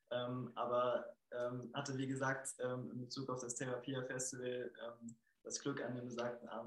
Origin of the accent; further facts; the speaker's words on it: Herleshausen, Hesse, Germany; ich komme ursprünglich auch aus Herdeshausen